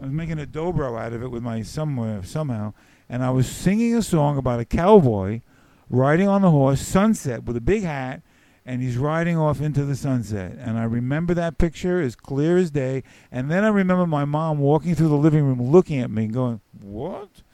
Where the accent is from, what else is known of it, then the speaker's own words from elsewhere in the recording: New York City, New York, United States; accent: New York; moved away; also born or lived in Eugene, Oregon / Alaska; I grew up in the Bronx